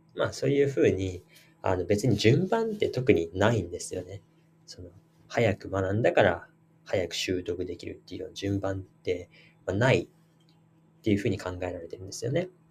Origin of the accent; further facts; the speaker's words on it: Japan; 私たち日本人